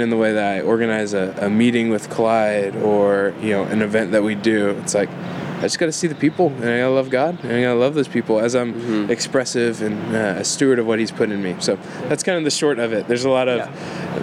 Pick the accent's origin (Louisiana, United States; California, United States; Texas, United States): Texas, United States; Houston; moved away as an adult; now in Waco, United States; I'm originally from Houston